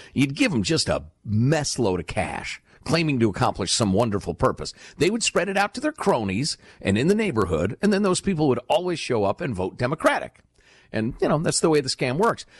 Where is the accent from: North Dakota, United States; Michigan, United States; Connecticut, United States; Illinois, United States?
Illinois, United States; Chicago; moved away; when I was a little kid growing up in Chicagoland